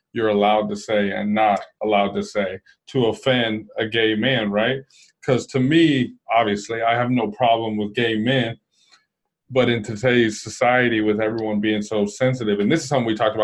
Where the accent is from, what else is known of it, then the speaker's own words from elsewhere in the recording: Dallas, Texas, United States; me being from Dallas